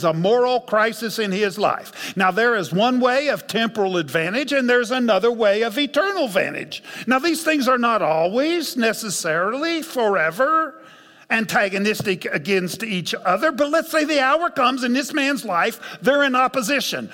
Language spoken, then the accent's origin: English; United States; we Americans, more than any other Christians in God's kingdom